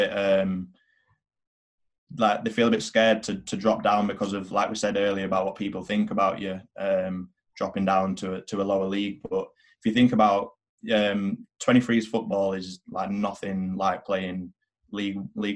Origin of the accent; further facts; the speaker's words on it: England, United Kingdom; I'm English. I can play for England.